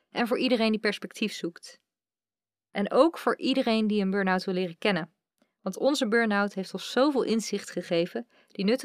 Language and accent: Dutch; Utrecht, Netherlands; ik kom uit Utrecht. En daar woon ik nu na heel wat omzwervingen door Nederland samen met mijn vriend.